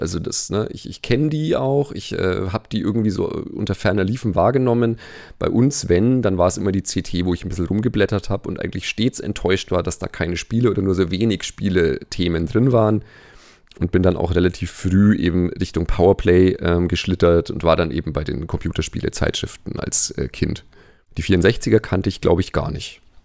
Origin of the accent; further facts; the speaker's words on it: Nuremberg, Bavaria, Germany; Also ich leite in äh, Nürnberg, wo ich herkomme, eine Physiotherapie-Schule